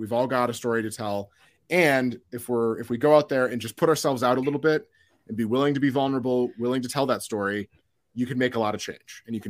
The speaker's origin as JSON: {"language": "English", "region": "Midwest", "country": "United States", "said": "And then we mix it with mayo because I'm from the Midwest."}